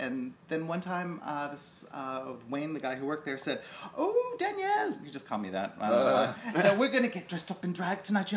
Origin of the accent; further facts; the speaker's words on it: Canada; also born or lived in Japan; I live in fucking Japan, I'm Canadian